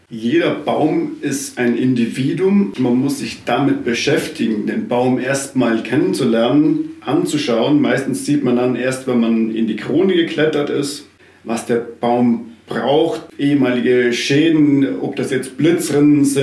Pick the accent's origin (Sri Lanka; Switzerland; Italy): Italy; South Tyrol; now in Berlin, Germany; bin gebürtiger Südtiroler, bin Baumpfleger und gestrandet in Berlin, wo ich momentan lebe und arbeite.